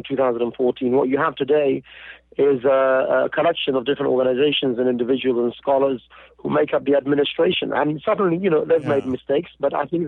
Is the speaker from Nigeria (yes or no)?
no; United Kingdom; I was born in Britain.